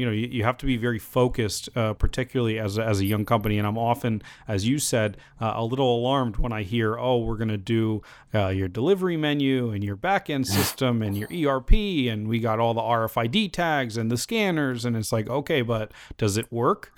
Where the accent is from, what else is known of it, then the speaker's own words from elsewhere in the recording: United States; me as an American